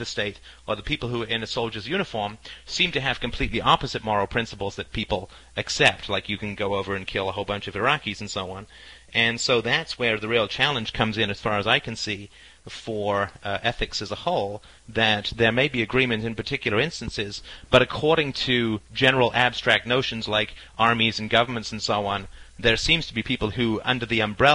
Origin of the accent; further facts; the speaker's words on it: United Kingdom; we Brits